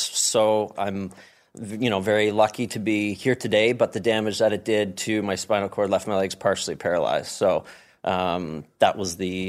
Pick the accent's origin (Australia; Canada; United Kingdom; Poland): Canada; Ottawa, Ontario; born there; I was born in Ottawa, but my dad was in the military, so we moved all over the place.